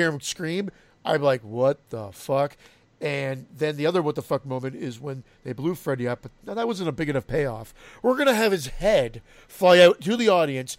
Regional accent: Canada; we're Canadian

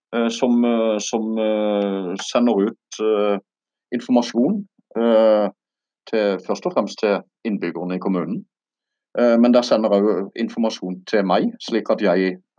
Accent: Birkenes, Agder, Norway; Birkenes kommune, der jeg kommer fra

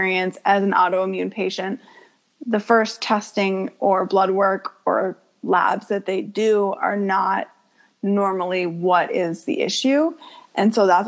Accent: Portland, Maine, United States; So I was born in Portland, Maine, and I was raised about 20 minutes outside of Portland near a lake area. So I grew up there.

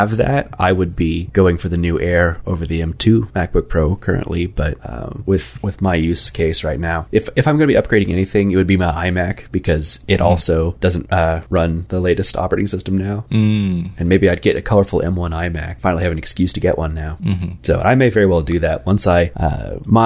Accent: Kansas City, United States; born or raised there

